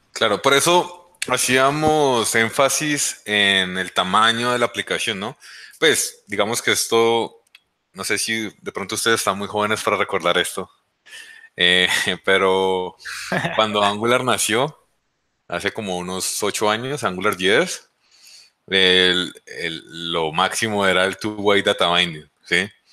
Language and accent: Spanish; Colombia; también soy de Colombia y pues vivo en Colombia.